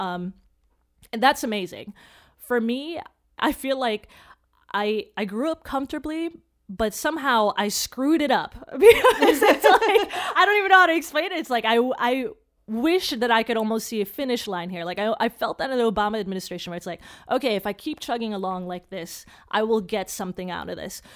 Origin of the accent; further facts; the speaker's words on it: Chicago, Illinois, United States; my parents were immigrants, so we're first generation, uh, here, and I grew up in Chicago